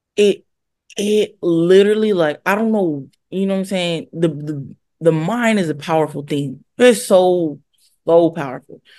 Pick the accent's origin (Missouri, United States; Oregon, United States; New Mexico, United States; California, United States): California, United States; also born or lived in Hawaii; I consider myself a California girl